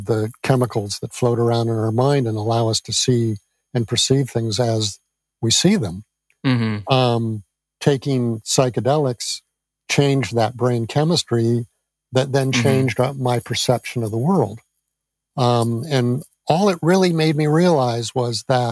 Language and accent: English; near San Francisco, California, United States; I grew up near San Francisco